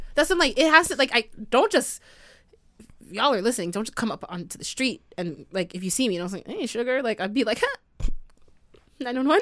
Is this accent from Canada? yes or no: yes; Canada; I was the only Canadian.